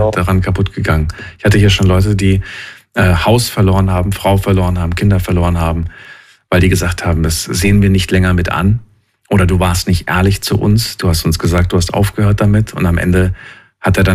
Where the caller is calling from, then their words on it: Esslingen, Baden-Württemberg, Germany; ich komme aus Esslingen.